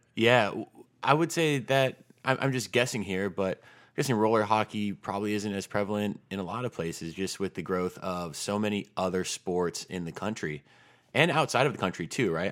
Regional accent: Tucson, Arizona, United States; I grew up in Tucson, Arizona

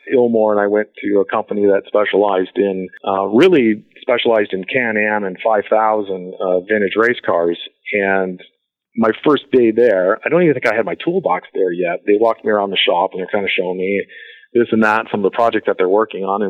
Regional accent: Midwest, United States; I grew up in the Midwest where, you know, customer service was a thing

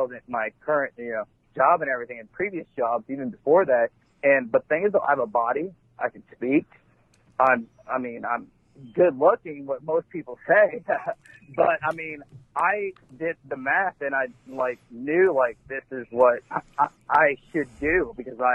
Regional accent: Elizabethtown, Kentucky, United States; I grew up in East Elizabethtown

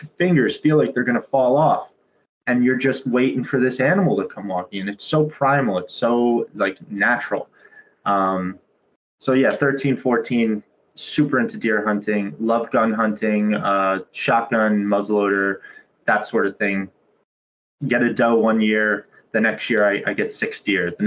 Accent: Pompton Lakes, New Jersey, United States; I grew up in Pompton Lakes, New Jersey, this small town in North Jersey

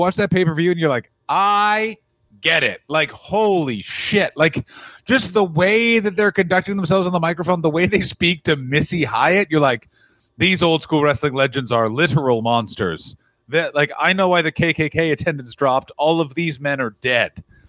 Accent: Cuba; Actually, I'm from Cuba, which is in fact not Mexico.

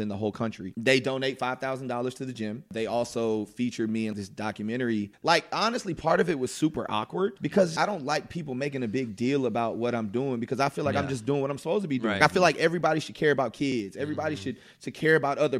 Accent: Durham, North Carolina, United States; also born or lived in Concord, North Carolina; I grew up in Durham. 95% of my family's there.

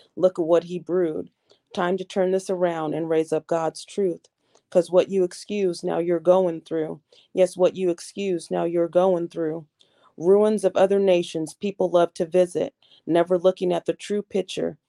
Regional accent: Portland, Oregon, United States; I'm from Portland, Oregon

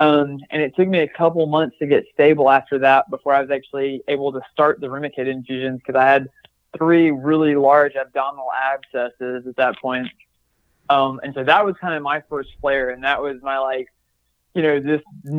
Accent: the South, United States; And I think part of that's just growing up in the South.

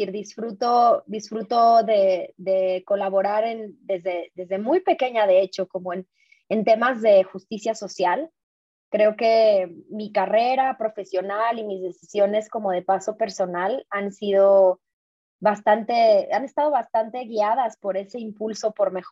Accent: San Luis Potosí, Mexico; moved away as an adult; also born or lived in Ciudad Juárez; now in Guadalajara, Mexico; yo vivo en Guadalajara, pero en realidad soy, siempre digo como, yo soy potosina de nacimiento, juarense de corazón y tapatía de, por convicción. ¿Y por qué? Porque, bueno, nací en San Luis Potosí, ahí obviamente ahorita todavía está toda mi familia

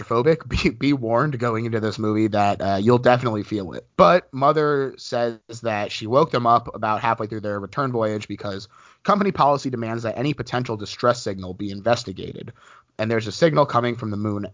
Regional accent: North New Jersey, United States; When I was younger, I grew up in North New Jersey

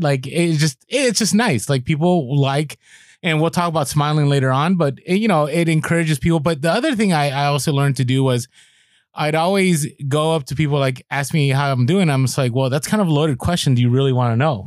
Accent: San Francisco, California, United States; moved away as an adult; also born or lived in Midwest; I grew up in, in San Francisco and I grew up in the Mission

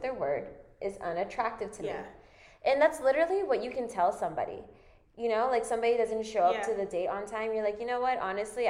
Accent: United States; We're American

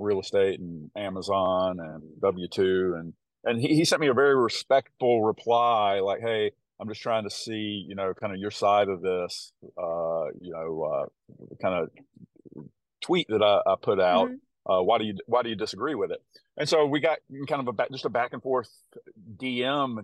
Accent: the South, United States; accent: country; my country accent. I sometimes hear my voice in a recording after I talk, and I'm like, oh my gosh, I sound like such a country bumpkin, living in the South.

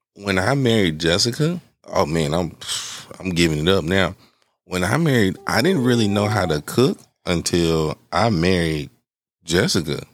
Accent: Atlanta, Georgia, United States; growing up on Bankhead, like we took, we took field trips to, to jail

